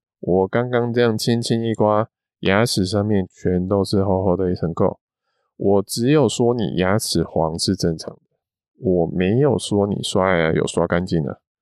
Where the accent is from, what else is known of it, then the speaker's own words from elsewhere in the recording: Taiwan; 就像我们都是台湾人，同样都是黄种人